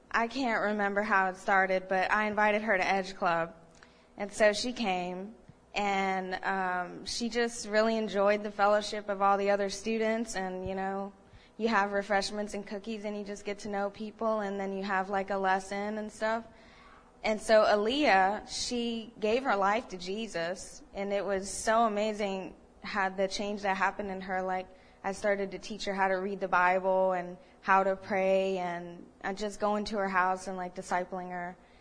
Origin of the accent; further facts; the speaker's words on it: Ohio, United States; moved away; I grew up in Ohio